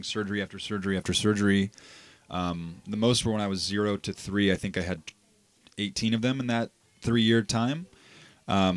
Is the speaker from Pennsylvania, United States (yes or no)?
yes; Pittsburgh, Pennsylvania, United States; moved away; also born or lived in Texas; I was born in Pittsburgh, Pennsylvania